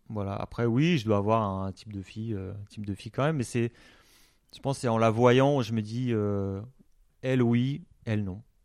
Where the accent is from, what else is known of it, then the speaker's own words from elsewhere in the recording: Alsace, Grand Est, France; moi je suis alsacien